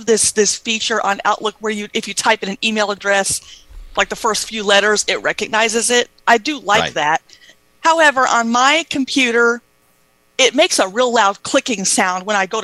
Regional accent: the South, United States; I'm from the South

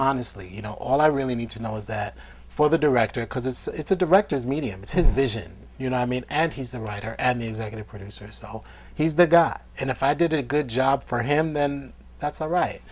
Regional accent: New York, United States; being on like independent sets growing up in New York

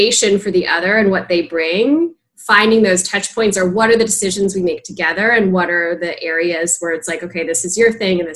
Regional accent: Palo Alto, California, United States; moved away; I am from Palo Alto, California

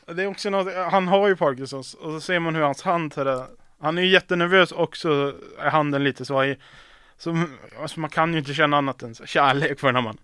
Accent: Piteå, Norrbotten County, Sweden; moved away; jag och mina vänner hemma i Piteå

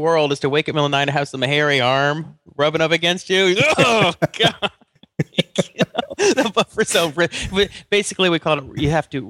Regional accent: Atlanta, Georgia, United States; So one of my very best friends, Mitchell Gould, who I grew up with in Atlanta, I've talked about him.

